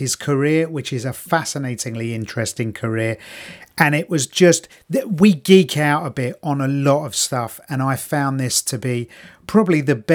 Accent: London, United Kingdom; I'm from London

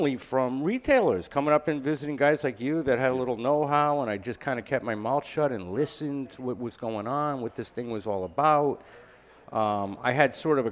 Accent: Guilford, Connecticut, United States; also born or lived in New York City; raised my kids in my hometown here, Guilford, Connecticut

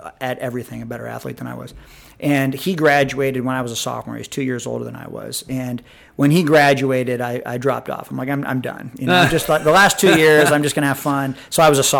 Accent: Iowa, United States; moved away as an adult; also born or lived in Minnesota / Japan; now in Bryan, United States; I'm from Iowa originally, from the Midwest.

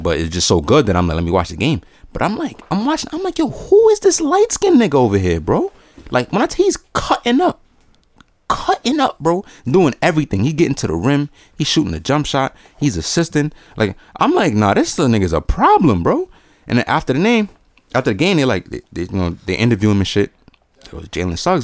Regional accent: La Romana, Dominican Republic; moved away; I'm from La Romana

